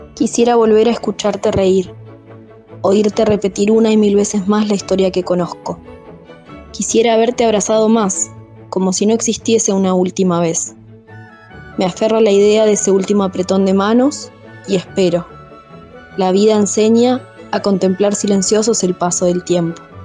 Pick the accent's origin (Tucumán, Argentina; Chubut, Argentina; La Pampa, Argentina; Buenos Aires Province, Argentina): Chubut, Argentina; Alto Río Senguer; moved away as an adult; also born or lived in Comodoro Rivadavia; chubutense, nací en Alto Río Senger